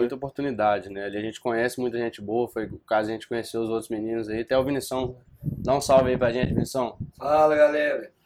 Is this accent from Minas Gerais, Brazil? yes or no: yes; Viçosa, Minas Gerais, Brazil; moved away as an adult; now in Juiz de Fora, Brazil; sou de Viçosa, né? É... Morei minha vida inteira lá, desde que nasci até os 18 anos